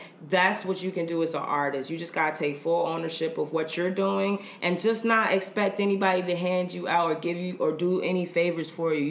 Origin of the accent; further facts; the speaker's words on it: the South, United States; I'm from the South, so it's kind of like, oh, mm-hmm.